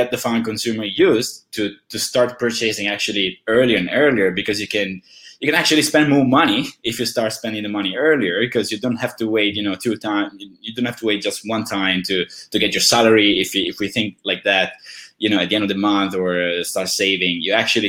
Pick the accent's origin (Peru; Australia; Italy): Italy; when I was young, I'm from Italy